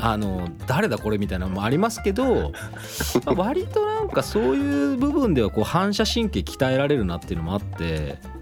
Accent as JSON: {"language": "Japanese", "region": "Kochi", "country": "Japan", "tie": "born or raised there", "moved": "yes", "said": "田舎高知に帰った時"}